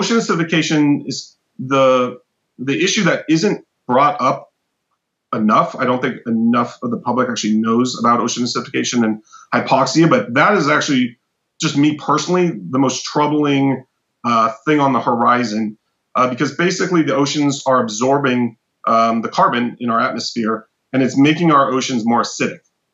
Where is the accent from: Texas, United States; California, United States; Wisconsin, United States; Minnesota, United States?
California, United States; Southern; I grew up in Southern California